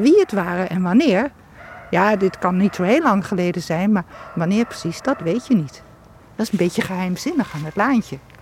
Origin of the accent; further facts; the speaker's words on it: Achterhoek, Gelderland, Netherlands; ik ben wel in de Achterhoek geboren, maar niet in Vorden.